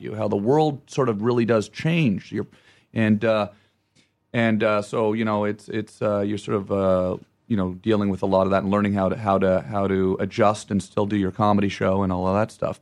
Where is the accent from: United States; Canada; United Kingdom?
Canada; Ottawa, Ontario; where I'm from and I say Ottawa